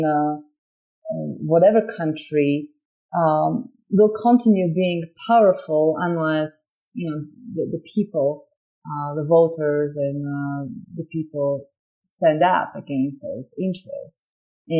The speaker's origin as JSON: {"language": "English", "country": "Slovakia", "tie": "born or raised there", "second_language": "English", "moved": "yes", "lives_now": "United States", "said": "So I'm an immigrant, you can tell. I grew up in Slovakia"}